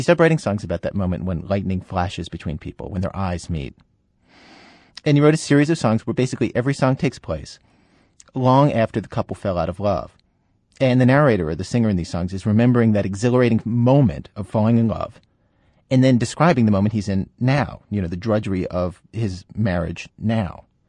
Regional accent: East Coast, United States; as a kid growing up on the East Coast in the 1970s

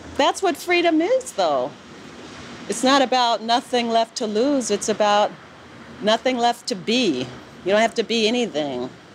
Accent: New York City, New York, United States; accent: American; moved away as an adult; now in Paris, France; I had Brooklyn, but I never felt like I had a country

